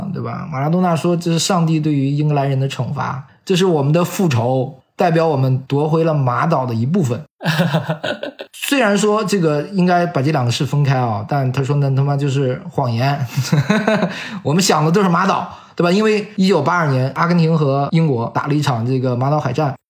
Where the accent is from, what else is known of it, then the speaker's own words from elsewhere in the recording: China; 你比如我们中国人也看，印度人看，对我们都没进世界杯